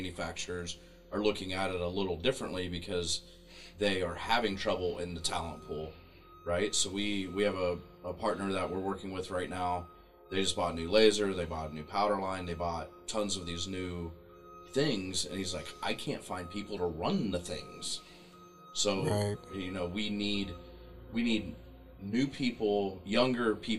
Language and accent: English; Pickwell, Ohio, United States; moved away; my hometown in Pickwell, Ohio